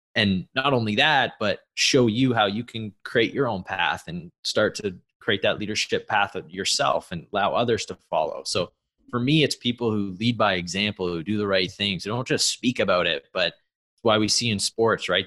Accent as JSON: {"language": "English", "country": "Canada", "tie": "born or raised there", "said": "an athlete growing up in Canada"}